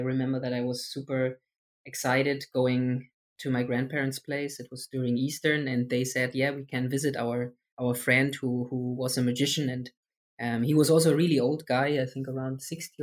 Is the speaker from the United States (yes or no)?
no; Germany; I'm from Germany